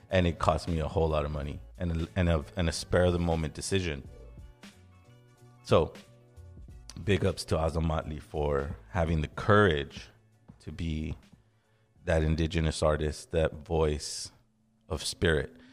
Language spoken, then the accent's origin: English; Los Angeles, California, United States; Now, since I'm from Los Angeles, since I'm from the West Coast, I naturally go, Azo's Mexican.